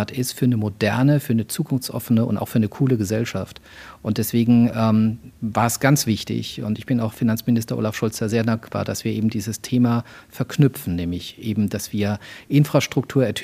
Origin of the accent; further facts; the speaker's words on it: southwest Germany, Germany; ich komme ja so aus der Ecke Südwestdeutschland, also da war der Odenwald nicht weit